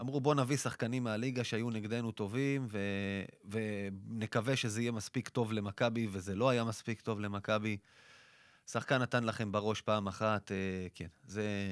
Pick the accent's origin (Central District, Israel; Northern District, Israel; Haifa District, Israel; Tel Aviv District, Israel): Central District, Israel; Rishon LeZion; אני יליד ראשון